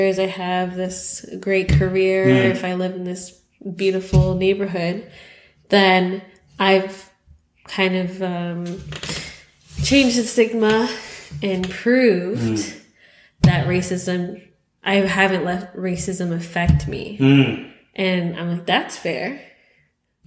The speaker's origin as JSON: {"language": "English", "country": "Canada", "said": "we're Canadian"}